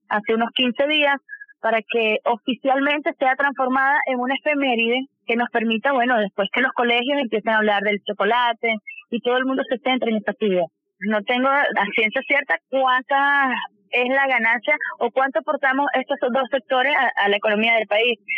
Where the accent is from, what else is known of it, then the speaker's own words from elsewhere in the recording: Venezuela; nosotros como venezolanos